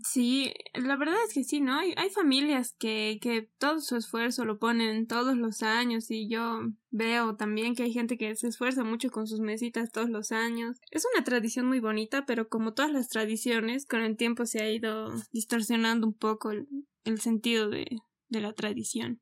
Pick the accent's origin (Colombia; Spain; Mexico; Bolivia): Bolivia